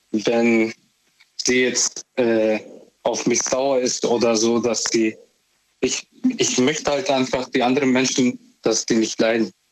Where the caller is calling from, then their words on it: Memmingen, Bavaria, Germany; Ich komme aus Memmingen.